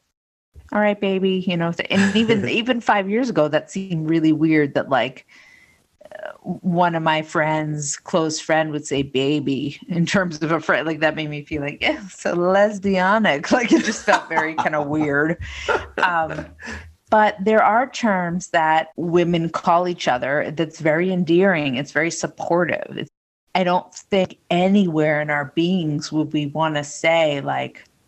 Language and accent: English; New England, United States; I grew up in New England